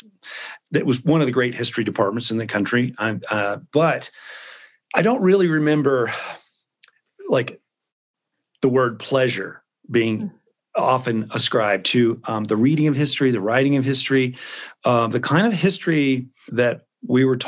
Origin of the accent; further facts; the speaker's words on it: Memphis, Tennessee, United States; I grew up in Memphis